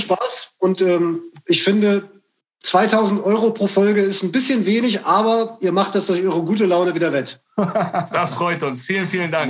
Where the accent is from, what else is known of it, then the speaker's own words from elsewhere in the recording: Braunschweig, Lower Saxony, Germany; bei uns in Braunschweig